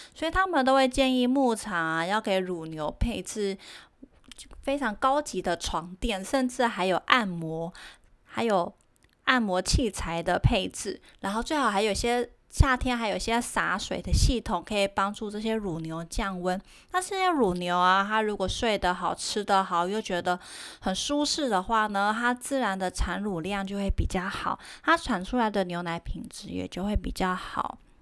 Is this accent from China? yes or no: no; Taiwan; 我们台湾人